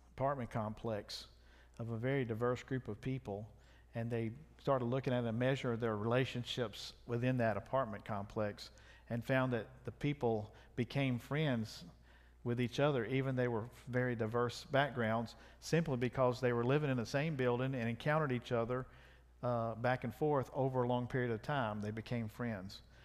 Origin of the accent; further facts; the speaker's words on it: South Louisiana, United States; I'm from South Louisiana